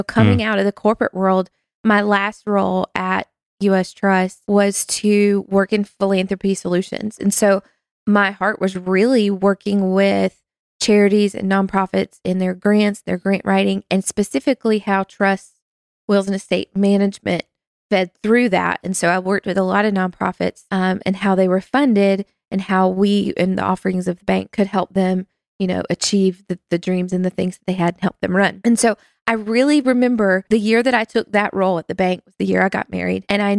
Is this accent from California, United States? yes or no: no; North Carolina, United States; moved away as an adult; now in New Jersey, United States; I do not sound like I'm from New Jersey because I'm not. Well, I didn't grow up in New Jersey. I should say that. New Jersey is now home.